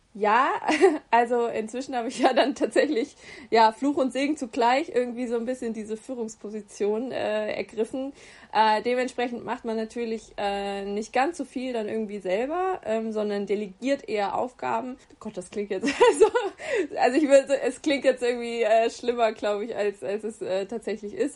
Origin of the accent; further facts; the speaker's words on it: Giessen, Hesse, Germany; also born or lived in Bayreuth; wohne in Gießen, ähm, meiner Heimatstadt